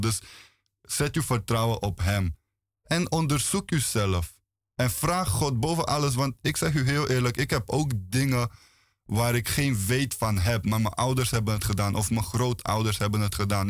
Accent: Bulgaria; now in Netherlands; Ik kom uit Bulgarije

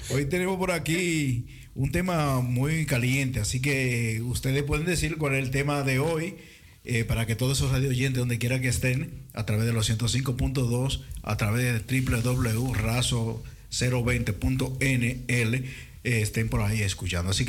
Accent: Curaçao; now in Netherlands; Yo nací en Curazao.

